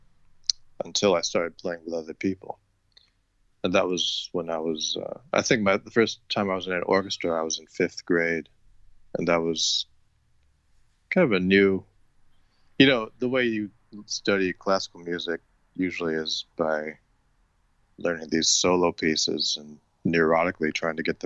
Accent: Rochester, New York, United States; I grew up in Rochester, New York, which is, it's a few hundred miles from New York

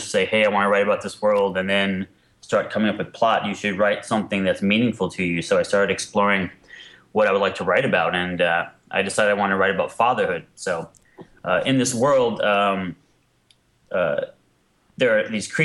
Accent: New York City, New York, United States; moved away as an adult; also born or lived in Queens / Los Angeles; I grew up in New York, and I went to an art high school of art and design in Manhattan.

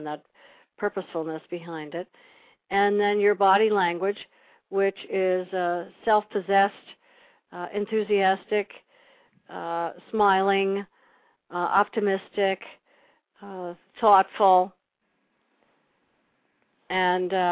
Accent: Long Island, New York, United States; I grew up in Long Island

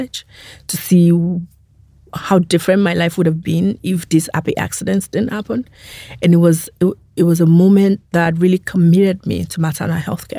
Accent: Nigeria; I am a Nigerian person.

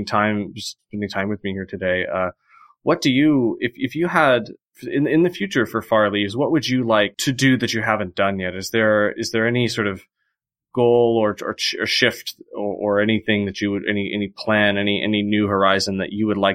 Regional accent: Indiana, United States; moved away; I'm from Indiana

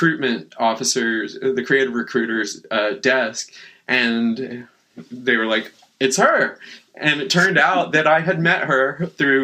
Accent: Boerne, Texas, United States; moved away as an adult; also born or lived in San Antonio, Texas; now in Portland, United States; I grew up in the hill country of Texas, a little bitty town called Bernie.

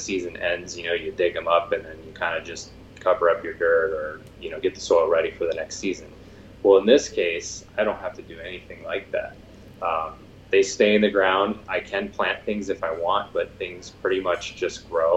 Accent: Arizona, United States; moved away; also born or lived in Santa Cruz; I grew up in Arizona, and all my food came from the store

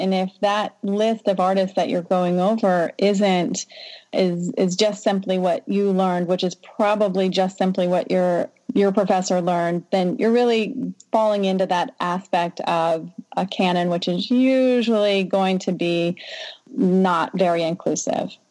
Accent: Southern Louisiana, United States; moved away; I'm from Southern Louisiana

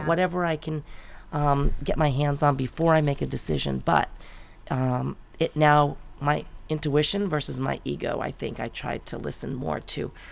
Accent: Great Neck, New York, United States; moved away as an adult; also born or lived in Manhattan / San Francisco; now in California, United States; that's where I was born and raised and lived until I finished college

